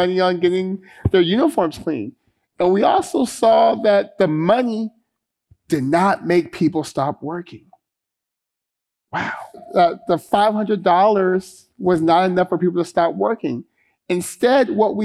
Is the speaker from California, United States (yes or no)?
yes; Stockton, California, United States; the folks I grew up with in Stockton